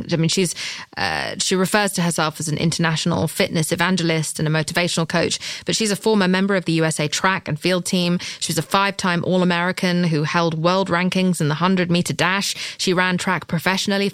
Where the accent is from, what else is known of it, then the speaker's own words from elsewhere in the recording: England, United Kingdom; I'm English.